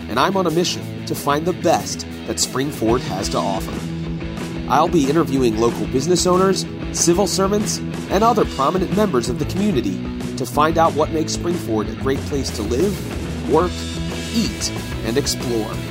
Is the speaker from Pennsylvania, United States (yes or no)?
yes; Phoenixville, Pennsylvania, United States; around, which was nice growing up in Phoenixville.